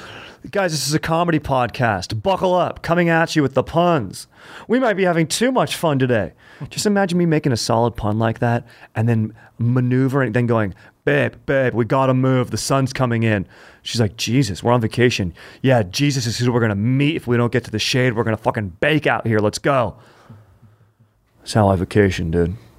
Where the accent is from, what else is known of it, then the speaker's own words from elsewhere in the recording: Orange County, California, United States; I grew up in Orange County